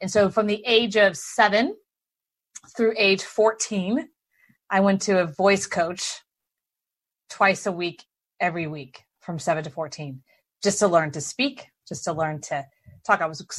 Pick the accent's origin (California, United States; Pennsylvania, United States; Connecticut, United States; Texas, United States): Texas, United States; Houston; Because my entire family is like strong draw Texan, right? I was born and raised in Houston.